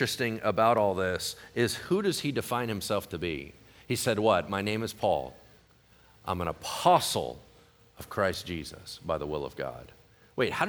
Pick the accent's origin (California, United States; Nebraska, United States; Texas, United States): California, United States; El Dorado Hills; I was graduating from Oak Ridge High School in El Dorado Hills